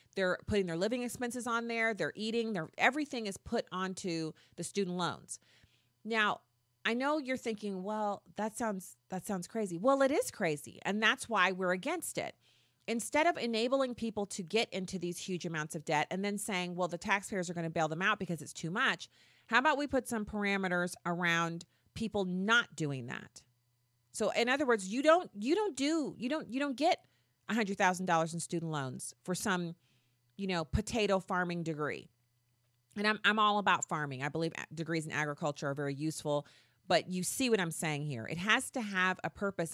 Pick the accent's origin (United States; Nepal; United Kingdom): United States; I'm not British. See, I'm an American